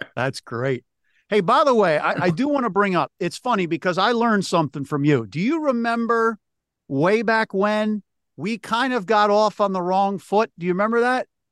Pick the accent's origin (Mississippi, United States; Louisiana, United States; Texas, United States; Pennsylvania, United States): Pennsylvania, United States; Philadelphia; right back in my hometown in Philly